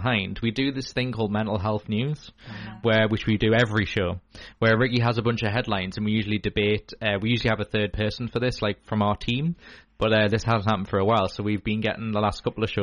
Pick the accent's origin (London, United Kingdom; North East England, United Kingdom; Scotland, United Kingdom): North East England, United Kingdom; Newcastle; being a Geordie